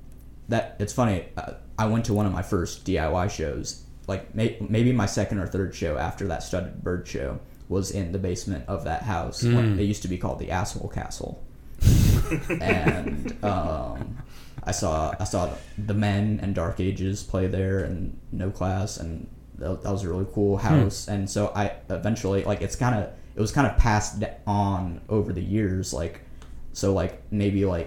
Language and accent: English; Kansas City, United States; I'm from Kansas City